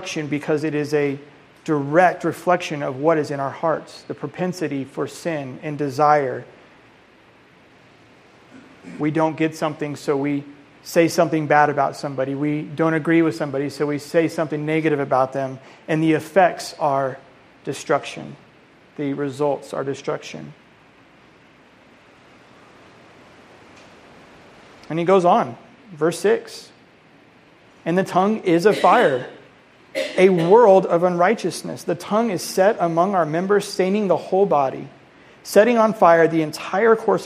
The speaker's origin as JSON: {"language": "English", "region": "Colorado", "country": "United States", "moved": "yes", "said": "I'm from Colorado originally"}